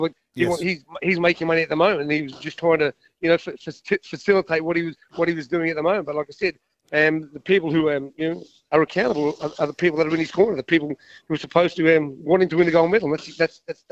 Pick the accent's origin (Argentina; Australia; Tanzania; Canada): Australia; me being an Aussie